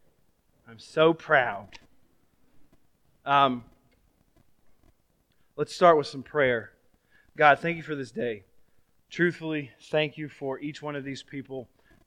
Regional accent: Florida, United States; I was from Florida

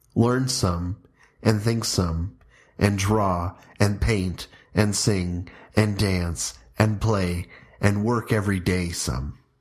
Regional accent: Trout Creek, Ontario, Canada; also born or lived in Huntsville, Ontario; now in Strathroy, Canada; We moved to Trout Creek, or Laurier Township, from Huntsville, the place of my birth, in nineteen ninety-two

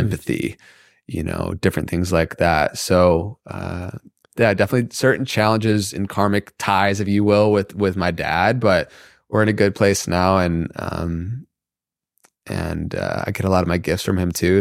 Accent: Michigan, United States; growing up in the Midwest in Michigan

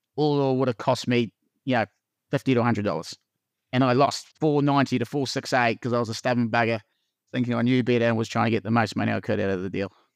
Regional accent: Invercargill, Southland, New Zealand; moved away as an adult; also born or lived in Christchurch; now in Wanaka, New Zealand; I'm born and bred in Vicargill

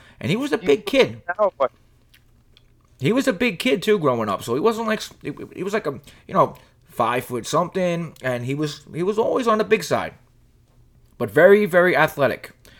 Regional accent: Rockaway, New York, United States; I grew up in Rockaway, I'll be honest with you. And we grew up in lower middle class Dayton buildings.

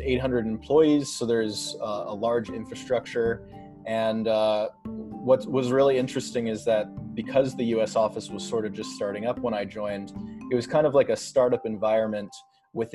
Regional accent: Vancouver, British Columbia, Canada; moved away as an adult; now in Brooklyn, United States; I'm based in Brooklyn now, but I grew up in Vancouver, Canada

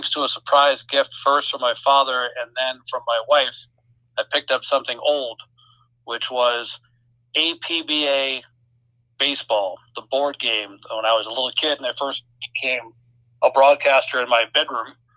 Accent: United States; moved away; also born or lived in Rochester, New York / Syracuse, New York; I grew up an hour outside New York City

